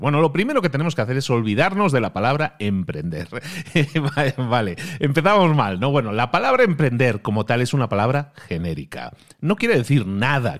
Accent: Santander, Colombia; soy de Colombia, Santander

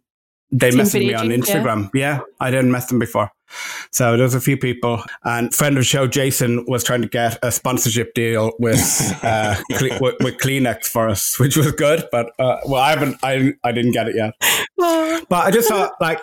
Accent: Ireland; now in Los Angeles, United States; I'm the Irishman

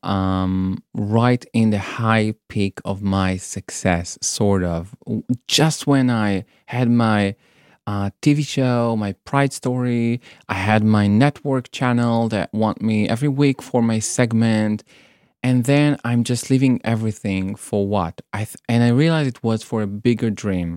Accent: Israel; moved away as an adult; also born or lived in Tel Aviv; now in Brighton, United Kingdom; I was born in Israel.

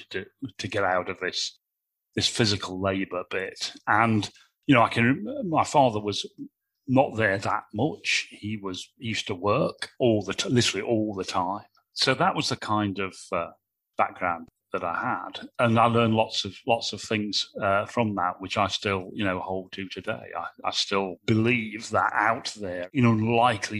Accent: Nottingham, East Midlands, United Kingdom; My father was a plasterer. My mother was a housewife. We lived in a council estate in Nottingham

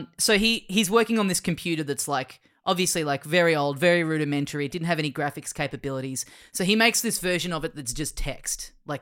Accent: Australia; we're Australian.

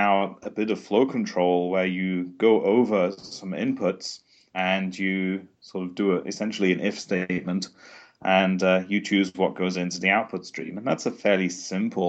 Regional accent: England, United Kingdom; now in Sweden; I'm from England, and I'm currently based in Sweden

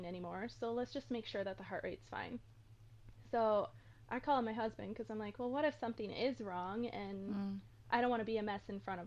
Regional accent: Minnesota, United States; moved away as an adult; I am from Minnesota.

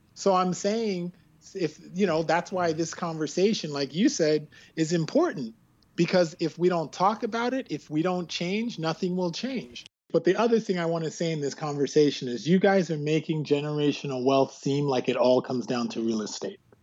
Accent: Canada; also born or lived in West Indies; I'm West Indian Canadian

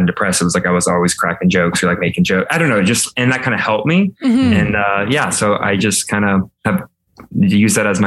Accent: Alabama, United States; moved away as an adult; now in Los Angeles, United States; I'm a 26 flaming homosexual living in Los Angeles. I am from Alabama.

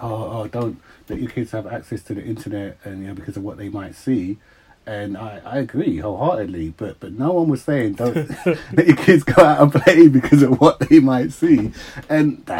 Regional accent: Uxbridge, London, United Kingdom; Then my mum and dad moved, and they moved to Uxbridge

